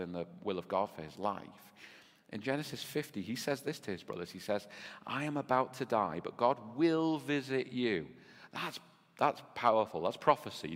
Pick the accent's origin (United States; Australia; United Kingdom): United Kingdom; Birkenhead, North West England; also born or lived in Nicaragua; I grew up, you know, in Bebbington and then in Oxton